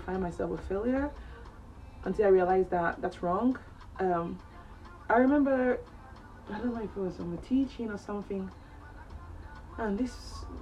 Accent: Cameroon; moved away as an adult; now in England, United Kingdom; I'm originally from Cameroon in West Africa. I'm 25 years old. I moved to England when I was 17 years old

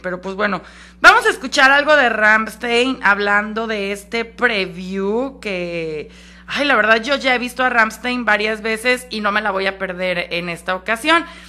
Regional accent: Mexico; somos mexicanos

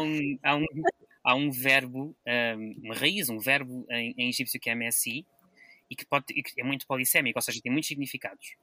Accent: Lisbon, Portugal; moved away; eu sou de Lisboa

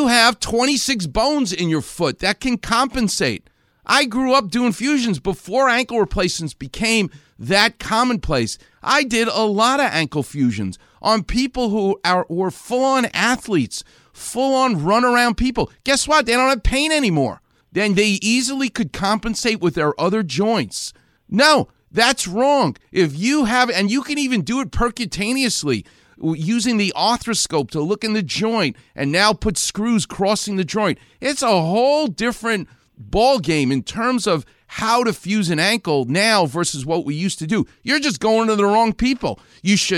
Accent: New York, United States; I grew up a Jewish guy in New York

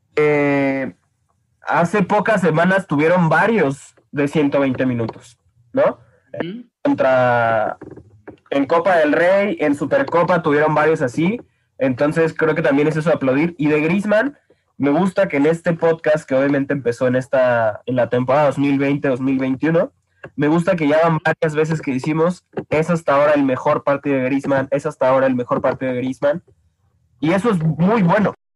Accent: Mexico; soy mexicano

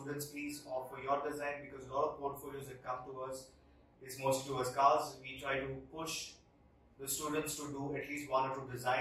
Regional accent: India; we as Indian designers

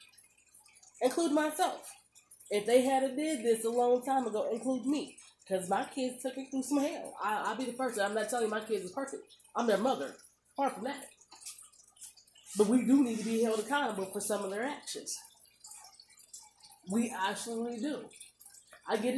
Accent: Omaha, Nebraska, United States; I'm from Omaha, Nebraska. Whether I move from Omaha, Nebraska to Timbuktu, I am still a native Omahaan

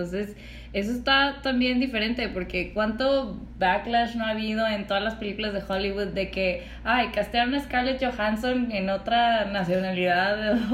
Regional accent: Veracruz, Mexico; la grabaron en mi tierra.

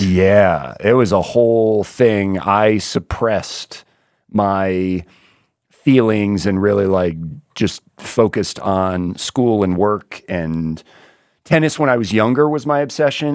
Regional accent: Vero Beach, Florida, United States; I grew up in Little Vera Beach, Florida

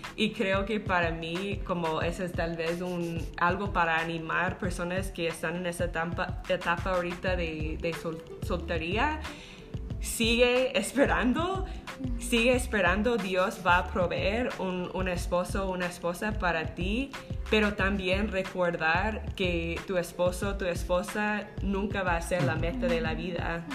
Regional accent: United States; Spanish is a second language; moved away as an adult; also born or lived in Zacapa, Guatemala; now in Guatemala; yo soy de los Estados Unidos, creo que pueden, pueden escucharlo en mi, acento

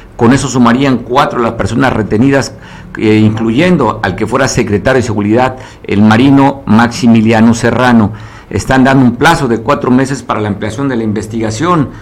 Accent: Mexico; todos somos mexicanos, vivimos en el mismo país, más de 130 millones que nacimos en este país

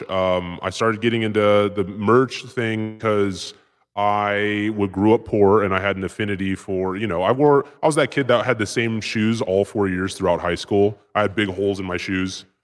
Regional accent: West Coast, United States; It was like because I grew up on the West Coast, it was like some West Coast kind of like grimy like uh, Lords of Dogtown shit.

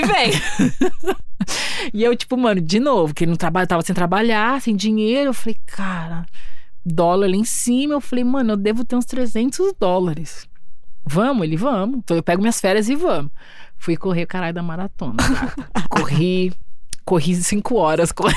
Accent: São Paulo, Brazil; Eu sou paulista, nascida e criada em São Paulo

